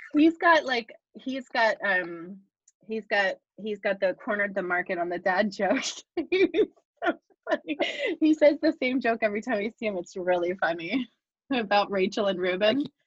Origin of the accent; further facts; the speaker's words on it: Bucks County, Pennsylvania, United States; I grew up in Berks County, so I mean Bucks County